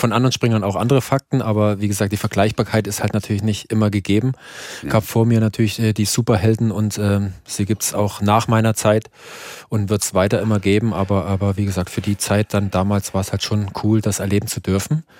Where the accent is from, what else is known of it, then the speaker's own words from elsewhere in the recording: Erzgebirge, Saxony, Germany; ich komme ja aus dem Erzgebirge